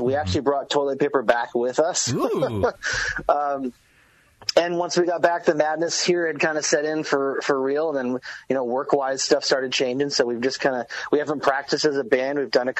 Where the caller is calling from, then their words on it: Enumclaw, Washington, United States; I'm out in Enumclaw.